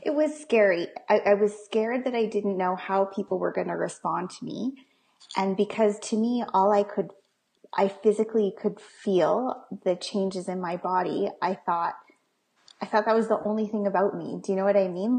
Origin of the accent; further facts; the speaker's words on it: Calgary, Alberta, Canada; I'm from Calgary, um, Alberta